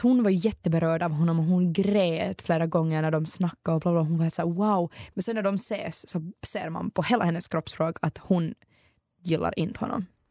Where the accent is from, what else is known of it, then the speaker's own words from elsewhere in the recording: Ekenäs, Uusimaa, Finland; Hon är faktiskt från min hemstad